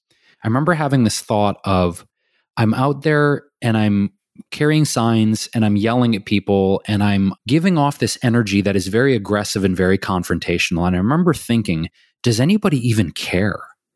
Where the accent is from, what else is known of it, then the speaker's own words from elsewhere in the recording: Detroit, Michigan, United States; I literally didn't know anyone else growing up in Detroit.